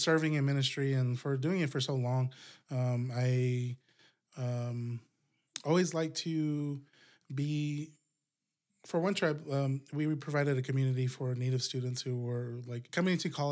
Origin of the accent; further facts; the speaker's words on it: Gila River area, south of Phoenix, Arizona, United States; moved away as an adult; now in Flagstaff, United States; I grew up down in Gila area. That's south of Phoenix